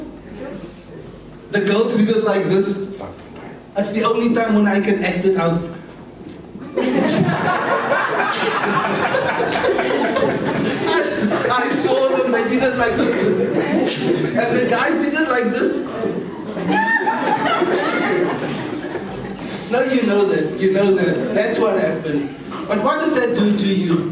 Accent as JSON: {"language": "English", "town": "Cape Town", "region": "Western Cape", "country": "South Africa", "said": "I'm from Cape Town."}